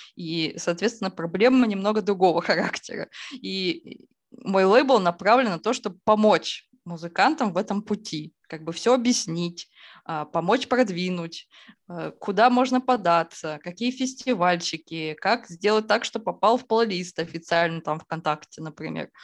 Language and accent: Russian; Izhevsk, Udmurt Republic, Russia; я из Ижевска, и да. Ижевск – это столица а, Удмуртской республики, и зима там идет, ну, месяцев пять точно